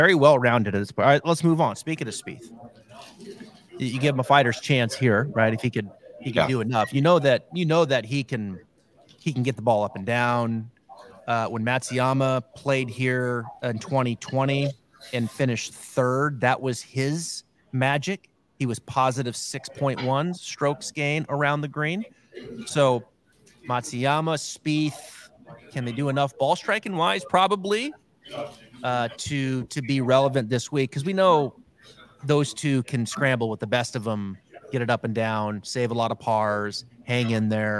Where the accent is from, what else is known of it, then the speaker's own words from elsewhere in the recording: the Northwest, Pacific Northwest, United States; growing up in the Northwest, it's, you know, alternative grunge